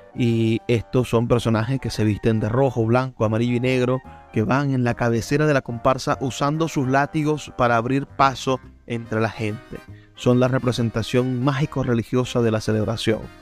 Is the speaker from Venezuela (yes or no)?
yes; Maracaibo, Zulia, Venezuela; aunque estoy en el Zulia, aunque soy de Maracaibo